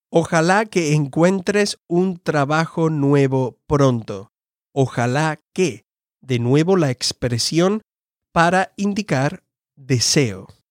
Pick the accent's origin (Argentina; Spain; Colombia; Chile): Spain; Andalusia; moved away as an adult; now in United States; original de España, del sur, una región que se llama Andalucía